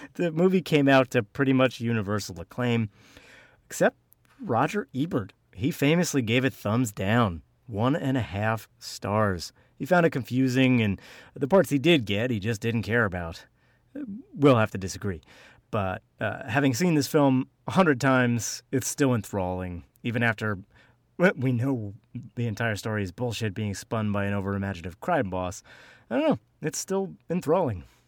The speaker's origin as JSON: {"language": "English", "region": "New Jersey", "country": "United States", "accent": "mix of Philadelphia, Boston and Jersey", "said": "My accent is a mix of Philadelphia from my father, Boston from my mother, and, uh, Jersey"}